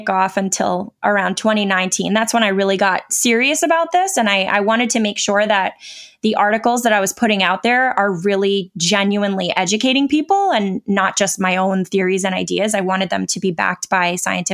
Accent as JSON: {"language": "English", "region": "New York", "country": "United States", "moved": "yes", "said": "I am from New York, so that was close to where I lived at the time"}